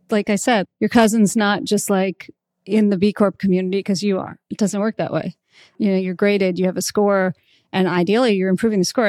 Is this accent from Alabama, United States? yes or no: yes; Alabama, United States; moved away; I came from Alabama